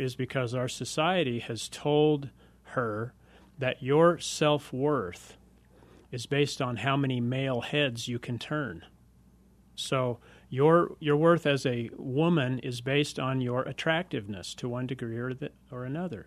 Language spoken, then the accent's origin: English; United States; growing up in America, I'm as red-blooded as the next guy out there